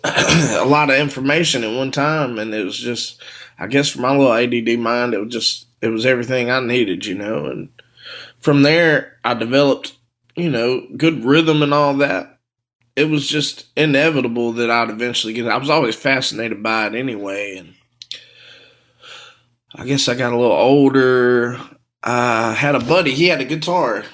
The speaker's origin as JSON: {"language": "English", "town": "Morton", "region": "Mississippi", "country": "United States", "said": "I'm from Morton, Mississippi"}